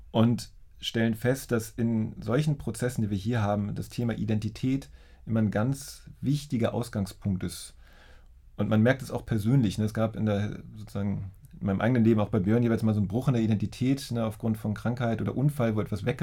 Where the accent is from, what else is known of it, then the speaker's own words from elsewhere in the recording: Schleswig-Holstein, Germany; also born or lived in Hildesheim; now in Berlin, Germany; Ich bin ja aufgewachsen in der Nähe von Lübeck, also ich